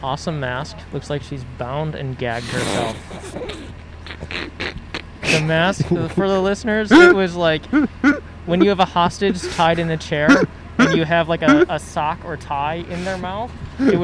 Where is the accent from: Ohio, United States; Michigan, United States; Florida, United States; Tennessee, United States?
Ohio, United States; now in Los Angeles, United States; I'm from Ohio.